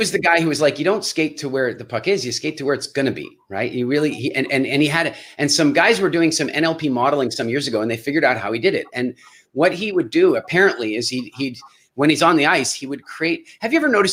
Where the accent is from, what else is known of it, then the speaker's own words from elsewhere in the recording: Canada; And I'm Canadian.